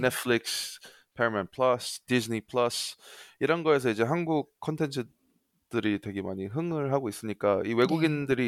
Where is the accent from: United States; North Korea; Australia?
Australia; also born or lived in South Korea; 저는 이제 호주에서 태어났는데 한국말이 유창할 수 있는 이유는 이제 어렸을 때 초등학교를 한국에서 다녔어요.